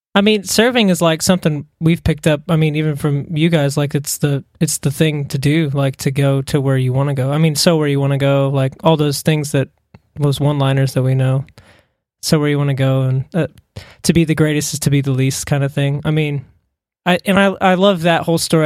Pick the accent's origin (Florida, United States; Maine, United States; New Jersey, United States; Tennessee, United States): Tennessee, United States; Smyrna; moved away as an adult; now in Australia; I'm actually from Tennessee. I grew up in Smyrna